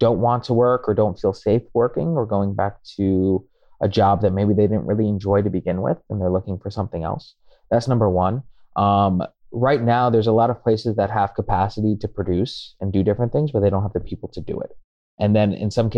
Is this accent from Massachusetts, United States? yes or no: no; New Jersey, United States; now in New York, United States; I have family in Jersey. I grew up in Jersey